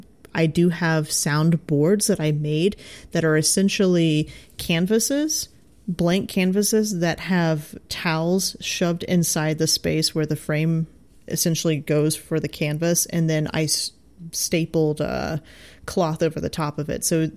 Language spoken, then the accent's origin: English; Midwest, United States; I think both you and I have a slight advantage with the fact that we're from the Midwest.